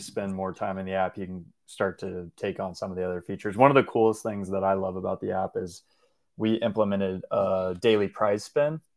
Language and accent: English; Washington, United States; now in Portland, United States; I grew up in Washington State